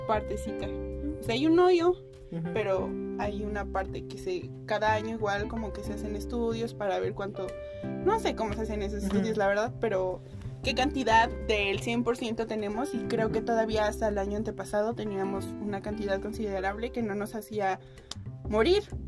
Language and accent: Spanish; Mexico; nosotros como mexicanos